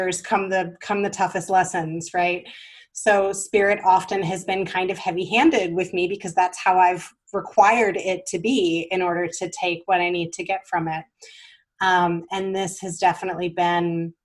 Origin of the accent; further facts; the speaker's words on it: the South, United States; I grew up in the South